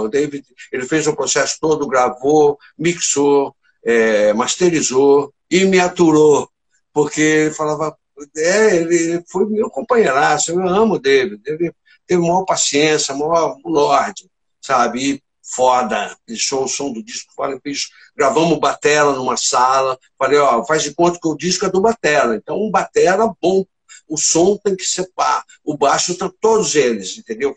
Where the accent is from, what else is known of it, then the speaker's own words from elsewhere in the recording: Porangaba, São Paulo, Brazil; moved away as an adult; also born or lived in Tatuí; now in Rio de Janeiro, Brazil; eu nasci em Porangaba, morei até uns 15 anos lá